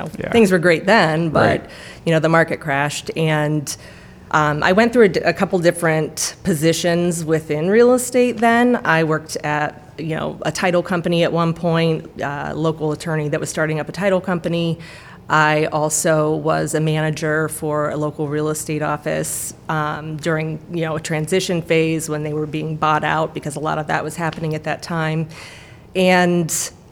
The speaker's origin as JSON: {"language": "English", "town": "Norton", "region": "Ohio", "country": "United States", "tie": "born or raised there", "said": "I grew up in Norton"}